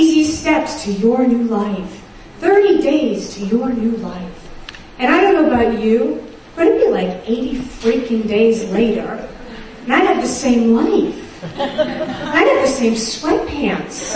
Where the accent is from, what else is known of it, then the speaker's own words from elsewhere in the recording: New York City, New York, United States; I grew up in Brooklyn, New York, and my family was Orthodox Jewish